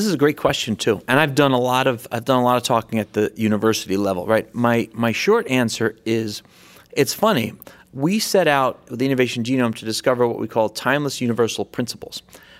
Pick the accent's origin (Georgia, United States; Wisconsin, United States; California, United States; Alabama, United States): California, United States; I'm from Silicon Valley.